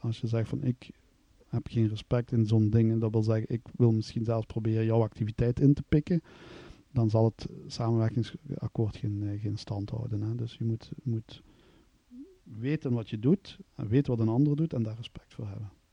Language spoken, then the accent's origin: Dutch; Kanne, Flanders, Belgium; Ik ben van kan, kan afkomstig aan de grens bij Maastricht